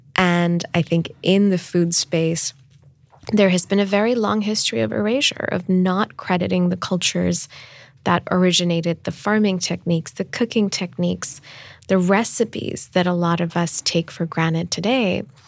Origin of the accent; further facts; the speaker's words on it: Islamabad, Islamabad Capital Territory, Pakistan; moved away as an adult; also born or lived in Stanford, California / Dubai; growing up in Pakistan. I thought I would always live in my hometown of Islamabad